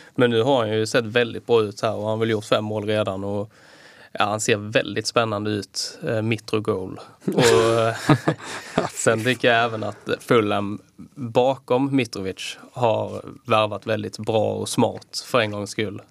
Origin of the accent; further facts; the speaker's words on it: Skåne, Sweden; moved away; also born or lived in Kalmar; Jag har varit hemma i Skåne